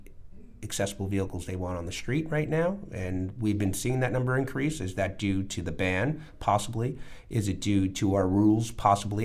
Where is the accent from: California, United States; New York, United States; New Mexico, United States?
New York, United States; New York City; I grew up in an outer borough, which was Queens